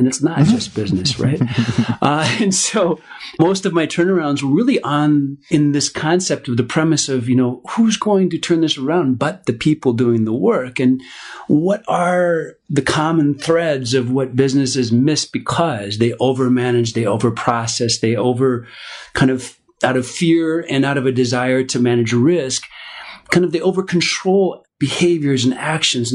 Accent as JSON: {"language": "English", "town": "Minneapolis", "region": "Minnesota", "country": "United States", "tie": "born or raised there", "said": "I grew up in Minneapolis, Minnesota"}